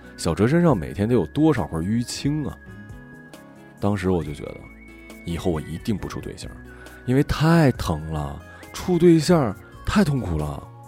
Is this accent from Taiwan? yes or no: no; Northeast China, China; moved away; also born or lived in Sichuan; 以前南方朋友问我：“你们东北真的跟乡村爱情里一样吗？”